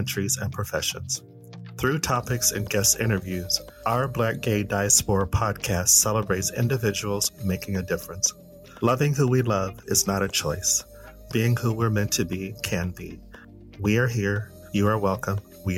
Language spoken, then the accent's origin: English; United States; moved away as an adult; also born or lived in Sweden; With me being here in Europe as an American, as a Black gay American, I've been mostly in Sweden